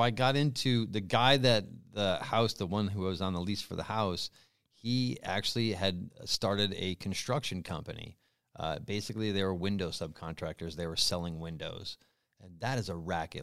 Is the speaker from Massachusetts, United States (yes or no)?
yes; North Adams, Massachusetts, United States; moved away as an adult; now in California, United States; in my hometown, yeah, a crappy little state school